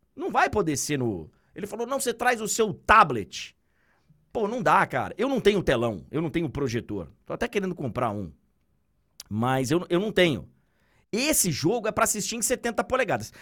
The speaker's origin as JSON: {"language": "Portuguese", "region": "Bahia", "country": "Brazil", "tie": "born or raised there", "moved": "yes", "said": "Eu fui criado na Bahia"}